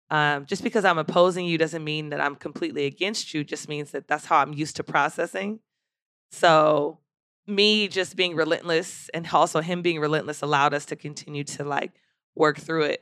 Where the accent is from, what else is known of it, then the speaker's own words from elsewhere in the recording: Philadelphia, Pennsylvania, United States; also born or lived in California; growing up in Philadelphia, uh, Philadelphia has like a, a very Muslim influence.